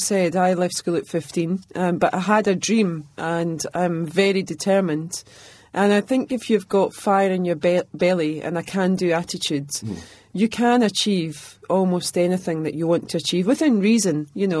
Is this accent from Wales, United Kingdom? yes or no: no; Glasgow, Scotland, United Kingdom; growing up in the East End of Glasgow, an incredible place, but it was a working class background.